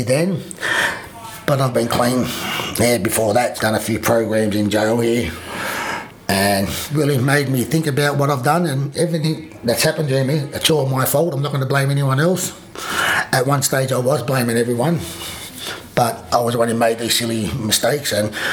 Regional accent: Sydney, New South Wales, Australia; also born or lived in Narrabri, New South Wales; I'm from Narrabri, so I'm a proud Gamilaroi man. Although, when my dad died, he died when I was two. So Mum moved us to Sydney.

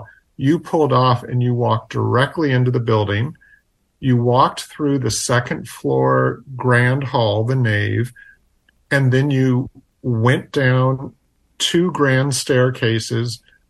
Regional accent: Walnut Creek, California, United States; I grew up in the Bay Area in Walnut Creek.

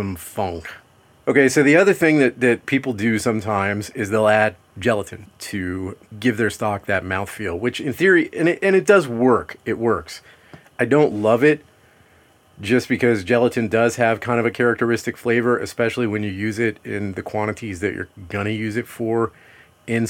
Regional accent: Louisiana, United States; I'm from Louisiana

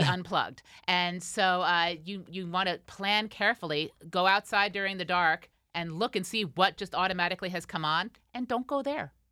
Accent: Rochester, New York, United States; my hometown

